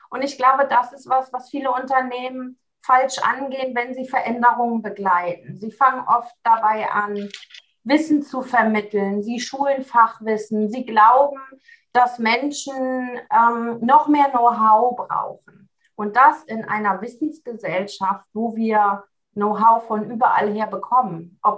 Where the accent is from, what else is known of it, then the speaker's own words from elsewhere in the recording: Seevetal, Lower Saxony, Germany; ich komme aus Seevetal, sagtest du schon. Das ist so der Speckgürtel von, von Hamburg, ein nördlichster Zipfel von Niedersachsen.